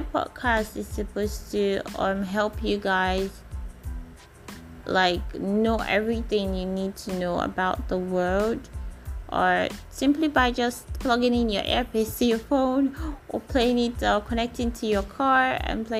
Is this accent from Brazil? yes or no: no; Nigeria; I'm a Nigerian